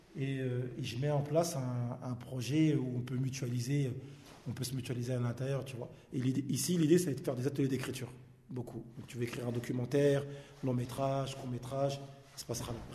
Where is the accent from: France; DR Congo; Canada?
France; Paris, Île-de-France; je suis né côté Place des Fêtes, donc un peu plus haut. Et, je suis arrivé sur ce secteur en 89